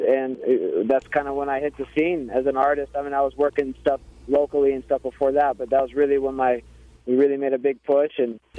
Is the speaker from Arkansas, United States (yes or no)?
yes; Arkansas, United States; because I'm originally from Arkansas.